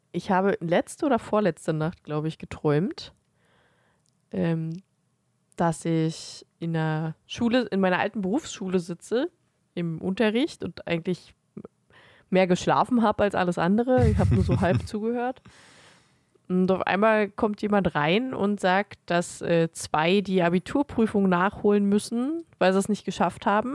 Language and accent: German; Germany; wir sind halt Deutsche